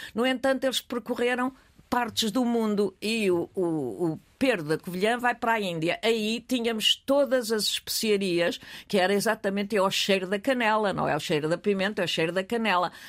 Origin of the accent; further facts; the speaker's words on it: Portugal; also born or lived in United States; quando vim da América com um ano e meio, fomos para a terra, mais ou menos para a terra do meu pai, numa, eh, casa da minha avó materna